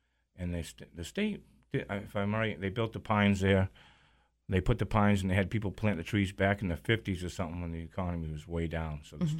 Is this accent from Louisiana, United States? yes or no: no; Nantucket, Massachusetts, United States; Growing up on Nantucket